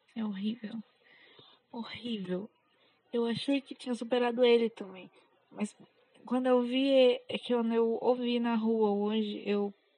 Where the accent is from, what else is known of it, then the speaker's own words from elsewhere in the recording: São Paulo, Brazil; accent: paulistano; eu sou paulista. Então, às vezes eu acho que eu puxo muito R, apesar de todo paulistano falar que não tem sotaque. Eu sou extremamente paulistana